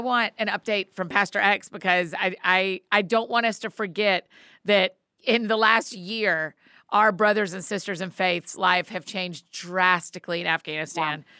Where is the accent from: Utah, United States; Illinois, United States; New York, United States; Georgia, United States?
Georgia, United States; Marietta; Marietta, my hometown